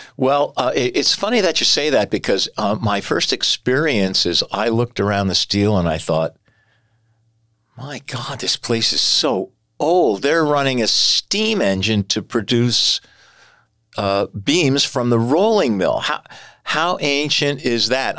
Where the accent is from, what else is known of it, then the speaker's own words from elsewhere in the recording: Bethlehem, Pennsylvania, United States; I was born and raised in Bethlehem. I have lived here all my life